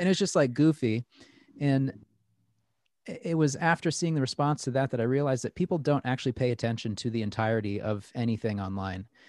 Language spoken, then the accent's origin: English; Plattsburgh, New York, United States; There had never really been great tattooers in Plattsburgh before